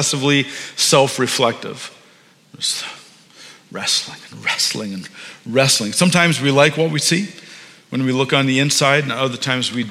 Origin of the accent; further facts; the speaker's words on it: Maple, Ontario, Canada; we grew up in Maple, just on Keel